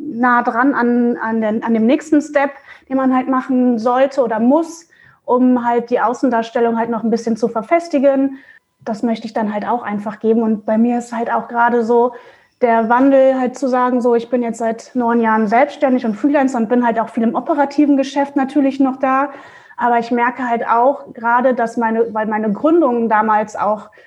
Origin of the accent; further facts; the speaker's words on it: Mönchengladbach, North Rhine-Westphalia, Germany; now in Hamburg, Germany; ich bin halt äh, aus NRW, also aus Mönchengladbach, hier nach Hamburg gezogen und hat, kannte halt hier auch keinen Schwein sozusagen.